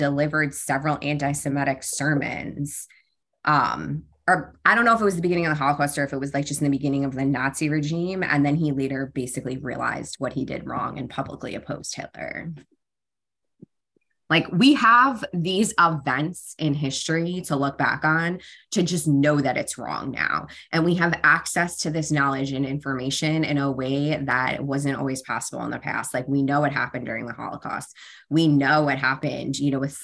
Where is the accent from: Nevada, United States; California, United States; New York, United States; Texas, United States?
New York, United States; I grew up in New York, which is a decent place right outside New York City